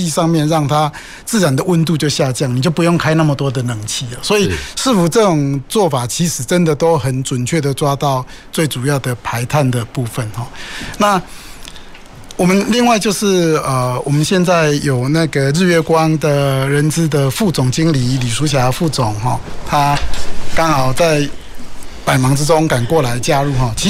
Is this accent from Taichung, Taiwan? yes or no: yes; Taichung, Taiwan; 我们兴达港还有我们我们的我的老家了台中港啊，那我们做了很多机具嘛。